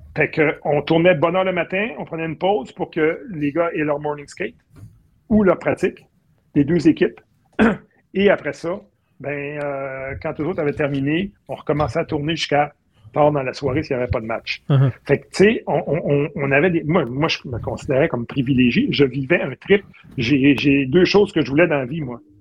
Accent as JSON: {"language": "French", "town": "Boucherville", "region": "Quebec", "country": "Canada", "said": "je viens de Boucherville"}